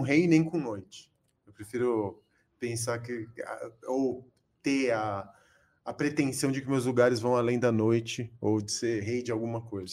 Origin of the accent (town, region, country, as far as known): São Paulo, Brazil; born or raised there; also born or lived in Córdoba, Argentina